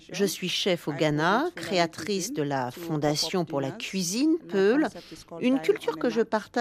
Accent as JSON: {"language": "French", "country": "Sierra Leone", "tie": "born or raised there", "also_born_or_lived": "Guinea", "said": "Même si j'ai grandi et que j'ai été élevée en Sierra Leone, à chaque vacances, elles m'envoyaient en Guinée, dans un village sans électricité"}